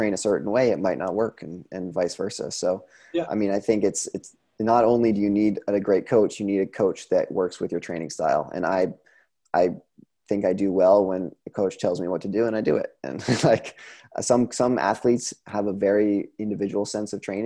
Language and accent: English; Vermont, United States; moved away as an adult; also born or lived in Sun Valley, Idaho; I'm from Vermont, you know, it's an hour and a half, Craftsbury is an hour and a half from my home